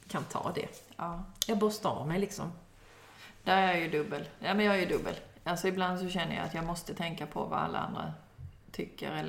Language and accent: Swedish; Kalmar County, Sweden; Jo, jag är nyfiken. Jag är ölänning, det är inte det jag menar.